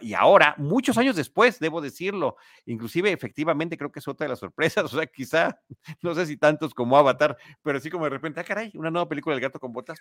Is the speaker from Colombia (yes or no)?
no; Mexico; aquí en México